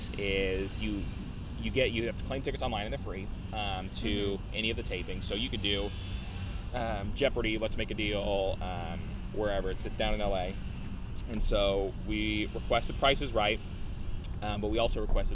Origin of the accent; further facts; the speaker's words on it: Indiana, United States; I was from Indiana.